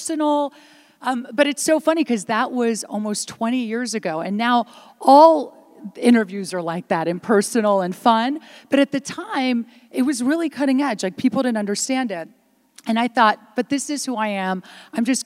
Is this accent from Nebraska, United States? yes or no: no; Washington, District of Columbia, United States; first language Italian; English is a second language; also born or lived in Italy; I did come here as a young girl to America. I did not speak a lick of English. And right from day one, being in public school in Washington, D.C., you know, no one spoke Italian.